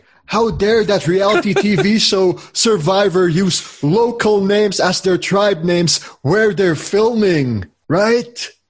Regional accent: Philippines; F you, I'm a Filipino, I don't give a damn.

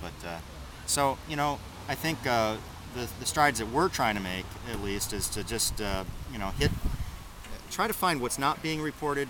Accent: Worcester, Massachusetts, United States; I'm from the Worcester area.

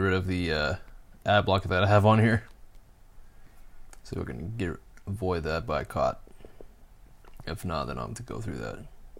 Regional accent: Arkansas, United States; at my home state, Arkansas. I don't know what town it is.

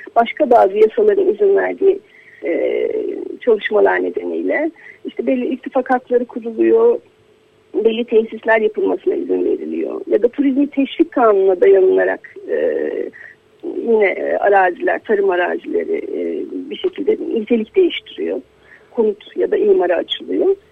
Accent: Bodrum, Muğla, Turkey; biz Bodrumlu olarak

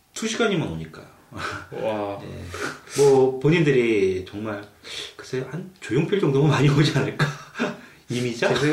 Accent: South Korea; now in Canada; 저희는 한국 사람들은

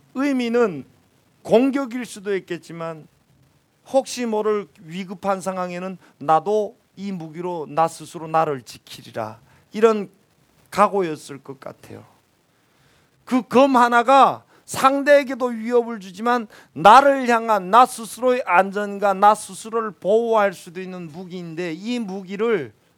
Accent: North Korea; moved away as an adult; also born or lived in Pyongyang, North Korea; now in South Korea; 기차도 한다는 촌에서 태어난 촌놈이거든요. 도시에 처음에 나와가지고

